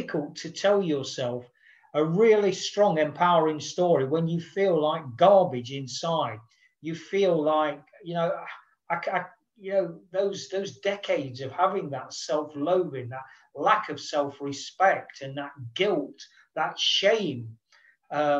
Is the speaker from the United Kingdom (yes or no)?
yes; United Kingdom; as a Brit